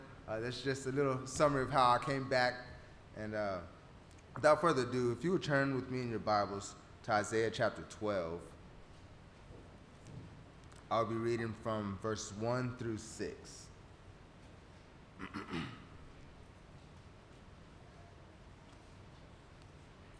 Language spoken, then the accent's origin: English; Runge, Texas, United States; moved away as an adult; also born or lived in Hattiesburg; born and raised in Rungy